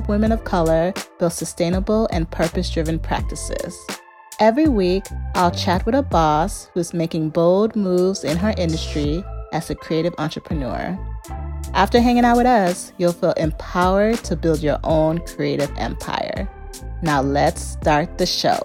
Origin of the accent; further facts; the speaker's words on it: the suburbs of Chicago, Illinois, United States; I come from Ghanaian parents and grew up in the suburbs of Chicago.